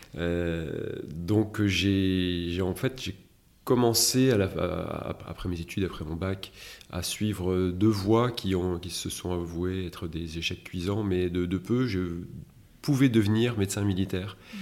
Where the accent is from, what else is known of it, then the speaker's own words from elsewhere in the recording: Metz, Grand Est, France; je suis né à Metz